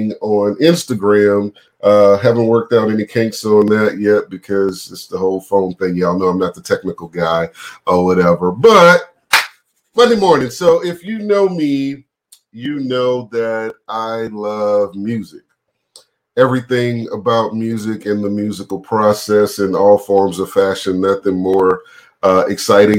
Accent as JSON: {"language": "English", "town": "New Orleans", "region": "Louisiana", "country": "United States", "said": "I'm from New Orleans"}